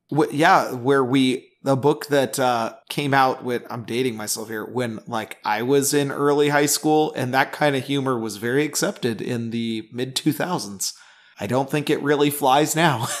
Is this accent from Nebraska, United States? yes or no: yes; Nebraska, United States; I'm from Nebraska